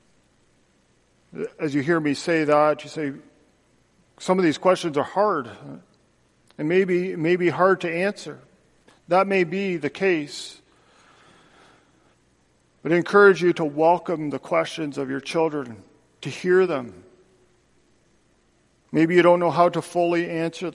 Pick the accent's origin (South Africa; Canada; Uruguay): Canada; moved away as an adult; now in United States; as a Canadian, I've been living here for just over five years now